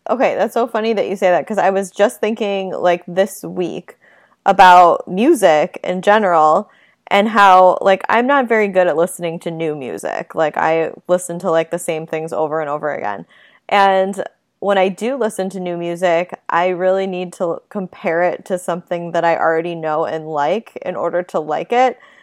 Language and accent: English; Buffalo, New York, United States; I'm from Buffalo, so I'm not exactly East Coast